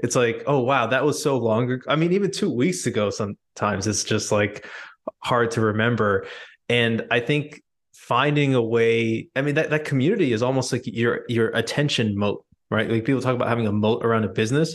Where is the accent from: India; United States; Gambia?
India; I'm Indian